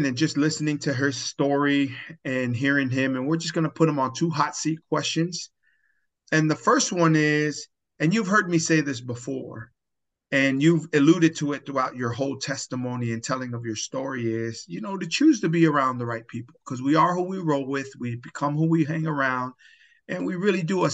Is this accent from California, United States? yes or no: yes; Pomona, California, United States; now in Elk Grove, United States; I'm from Pomona. I'm Tongan